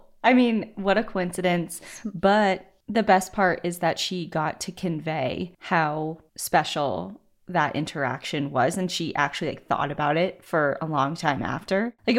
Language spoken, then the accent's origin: English; Salt Lake City, Utah, United States; Growing up in the Salt Lake City area, Utah has been the ultimate playground for me as a nature lover.